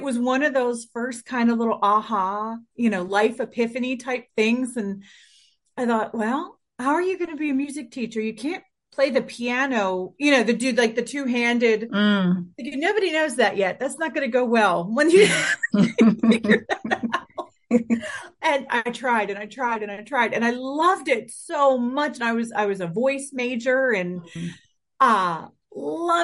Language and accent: English; Philadelphia, Pennsylvania, United States; I was born in the late 70s in suburban Philadelphia. I had a really cool, I would say normal for my area, upbringing